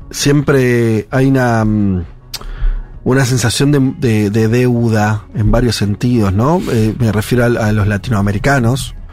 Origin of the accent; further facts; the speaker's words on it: Port-au-Prince, Ouest, Haiti; Spanish is a second language; moved away as an adult; now in Buenos Aires, Argentina; Sí, soy de Haití. Eh, ¿Puerto Príncipe? Puerto Príncipe, la, capital, sí.